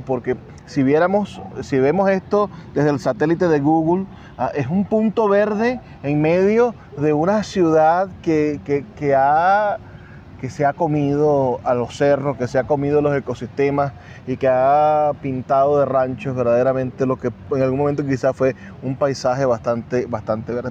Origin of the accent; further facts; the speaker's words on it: Venezuela; Nosotros somos orgullosamente venezolanos